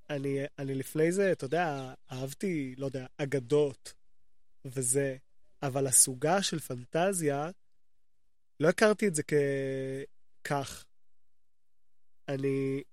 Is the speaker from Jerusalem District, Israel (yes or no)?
yes; Jerusalem, Jerusalem District, Israel; also born or lived in Gilo, Jerusalem; גדלתי בתור ילד קטן, גדלתי בתלפיות